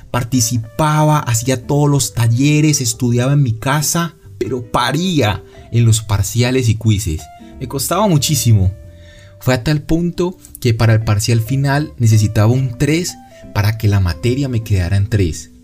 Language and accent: Spanish; Cali, Valle del Cauca, Colombia; also born or lived in Medellín; yo soy de Cali y pensaba vivir en Medellín